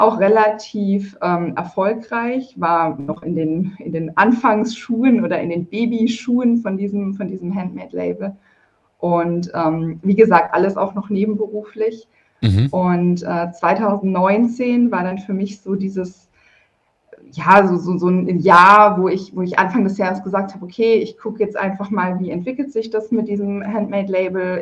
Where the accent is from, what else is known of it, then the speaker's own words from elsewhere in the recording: Karlsruhe, Baden-Württemberg, Germany; Ich komme, örtlich gesehen komme ich aus Karlsruhe. Ich bin auch immer noch in Karlsruhe